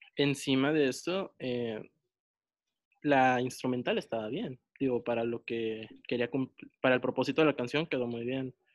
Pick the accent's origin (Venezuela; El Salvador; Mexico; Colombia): Mexico; northern Mexico; yo soy del norte de México.